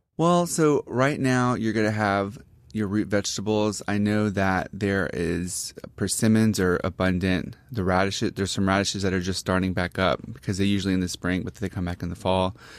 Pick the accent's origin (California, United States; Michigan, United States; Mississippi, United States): Mississippi, United States; Gulfport; moved away as an adult; also born or lived in Jackson, Mississippi / New York; I'm from Gulfport, which is on the coast